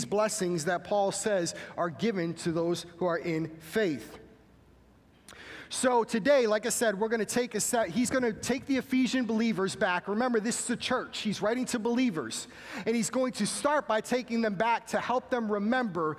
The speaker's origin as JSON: {"language": "English", "region": "Massachusetts", "country": "United States", "said": "I am from Massachusetts, so I would be expelled from my home state"}